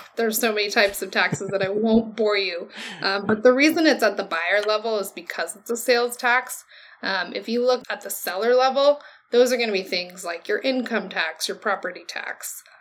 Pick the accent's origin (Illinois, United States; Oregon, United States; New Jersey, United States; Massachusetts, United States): Oregon, United States; moved away as an adult; also born or lived in California; I came from Oregon. I went to a school in California